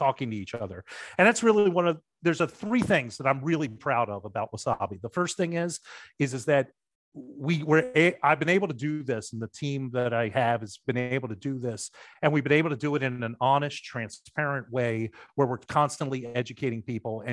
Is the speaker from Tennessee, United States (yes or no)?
no; Baltimore, Maryland, United States; I grew up in Baltimore.